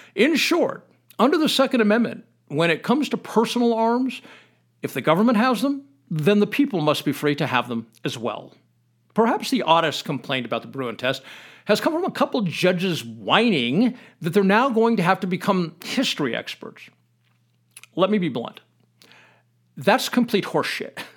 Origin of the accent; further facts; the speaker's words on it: United States; I consider it my duty as an American